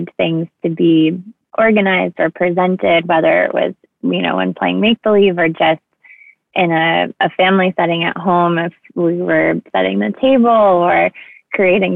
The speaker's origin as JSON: {"language": "English", "town": "East Bridgewater", "region": "Massachusetts", "country": "United States", "tie": "born or raised there", "said": "I grew up in East Bridgewater, Massachusetts"}